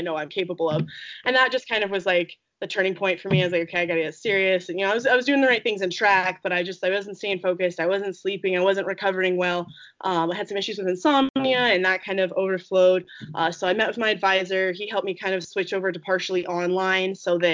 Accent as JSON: {"language": "English", "town": "Eaton", "region": "Colorado", "country": "United States", "said": "I'm from Eaton"}